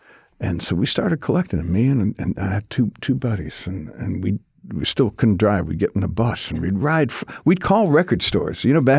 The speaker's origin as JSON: {"language": "English", "town": "Detroit", "region": "Michigan", "country": "United States", "said": "I'm from Detroit, right?"}